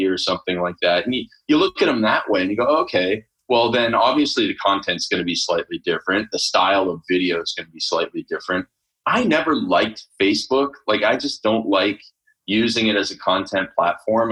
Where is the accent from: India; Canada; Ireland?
Canada; I grew up in Canada, first of all, Canada of all places, right? I grew up on a farm